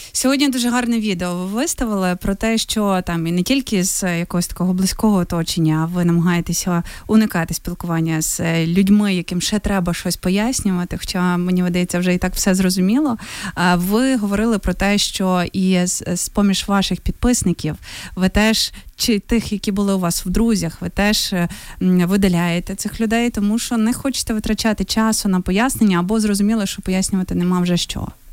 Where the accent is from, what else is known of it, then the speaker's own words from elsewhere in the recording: Novoyavorivsk, Lviv Oblast, Ukraine; мого рідного Новояворівська